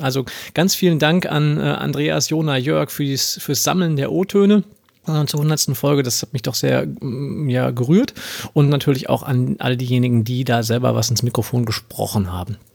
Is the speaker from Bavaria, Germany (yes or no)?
no; Ruhr area, North Rhine-Westphalia, Germany; als Ruri